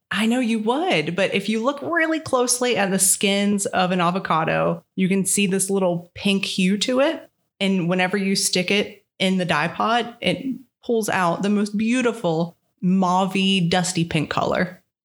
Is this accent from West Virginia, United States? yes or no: yes; Parkersburg, West Virginia, United States; I was born and raised in Parkersburg, West Virginia, where I still am.